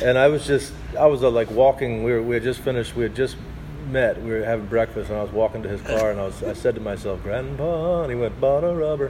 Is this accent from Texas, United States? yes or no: no; Arkansas, United States; I'm from Arkansas